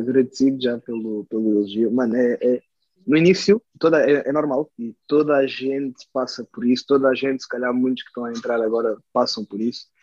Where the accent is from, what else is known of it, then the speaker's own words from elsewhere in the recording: Switzerland; é a Suíça, graças a Deus, é a minha, é a minha terra natal